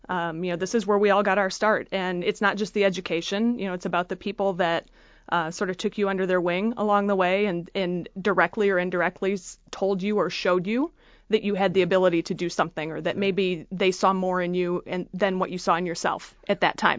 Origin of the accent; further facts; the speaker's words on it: Freeland, Michigan, United States; I grew up in Freeland, Michigan